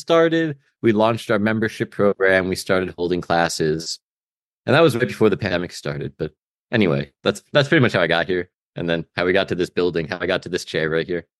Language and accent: English; Albany, New York, United States; now in Stockton, United States; I'm from Albany, New York, for what that's worth. I was privileged to go to a pretty good high school